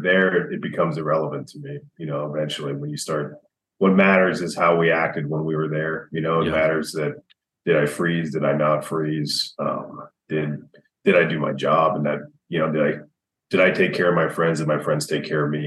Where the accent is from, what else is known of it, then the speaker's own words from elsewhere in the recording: United States; growing up in America